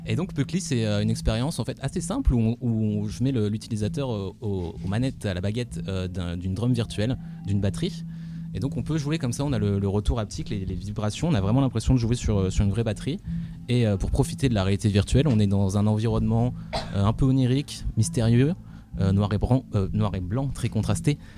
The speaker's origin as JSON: {"language": "French", "town": "Valenciennes", "region": "Hauts-de-France", "country": "France", "moved": "as an adult", "said": "je suis parti de Valenciennes, une petite ville en France"}